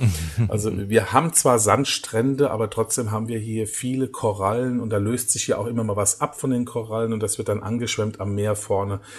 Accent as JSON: {"language": "German", "country": "Germany", "moved": "yes", "lives_now": "Egypt", "said": "bei uns in Deutschland"}